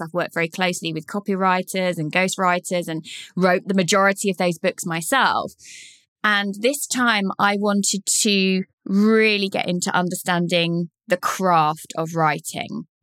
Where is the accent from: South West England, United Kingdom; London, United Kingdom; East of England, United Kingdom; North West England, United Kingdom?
East of England, United Kingdom; Leighton Buzzard; Leighton Buzzard, my hometown